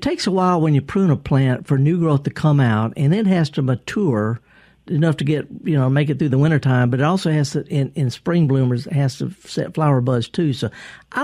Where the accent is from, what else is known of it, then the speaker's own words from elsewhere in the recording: the South, United States; accent: thick Southern; I'm a Southerner and I got kind of a thick accent